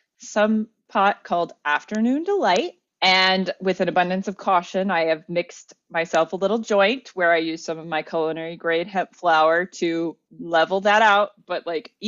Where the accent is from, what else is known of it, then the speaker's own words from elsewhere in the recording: United States; As an American